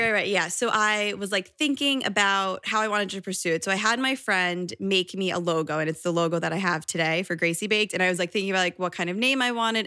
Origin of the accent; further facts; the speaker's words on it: Connecticut, United States; now in New York, United States; I grew up in Connecticut